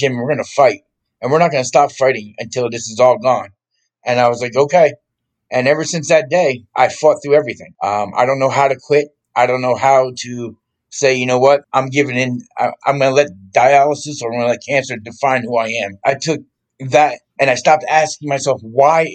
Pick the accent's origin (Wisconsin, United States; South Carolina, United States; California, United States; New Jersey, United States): New Jersey, United States; Morristown; moved away; also born or lived in Orlando, Florida; I grew up in Morristown, New Jersey.